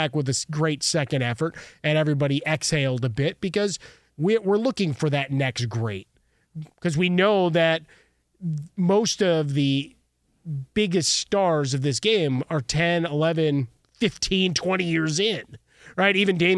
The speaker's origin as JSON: {"language": "English", "town": "Chicago", "region": "Illinois", "country": "United States", "tie": "born or raised there", "said": "We've celebrated a huge anniversary from my hometown of Chicago."}